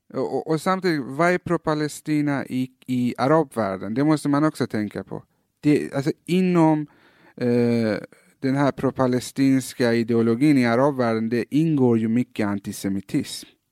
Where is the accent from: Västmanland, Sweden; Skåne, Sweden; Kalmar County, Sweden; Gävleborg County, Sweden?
Skåne, Sweden; Malmö; also born or lived in Iran; när jag växte upp i Fosie